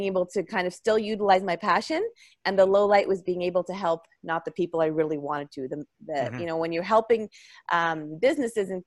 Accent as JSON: {"language": "English", "region": "Ontario", "country": "Canada", "tie": "born or raised there", "said": "I grew up in Ontario on a dairy farm"}